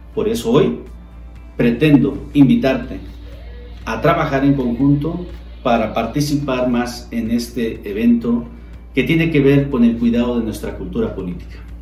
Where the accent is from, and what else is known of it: Mexico